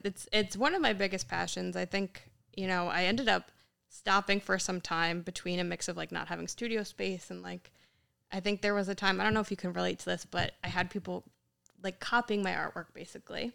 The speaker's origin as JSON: {"language": "English", "town": "Yonkers", "region": "New York", "country": "United States", "tie": "born or raised there", "said": "we grew up in Yonkers. Uh, as a kid, we moved up closer in the suburbs"}